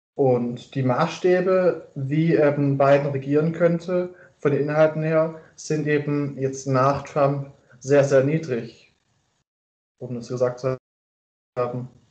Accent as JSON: {"language": "German", "area": "Stuttgart region", "region": "Baden-Württemberg", "country": "Germany", "moved": "as an adult", "lives_now": "Erfurt, Germany", "said": "ich komme ursprünglich aus der Stuttgarter Region"}